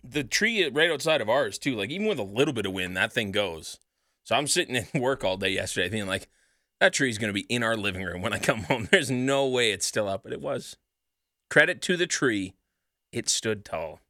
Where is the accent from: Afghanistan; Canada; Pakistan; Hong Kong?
Canada; Sherwood Park, Alberta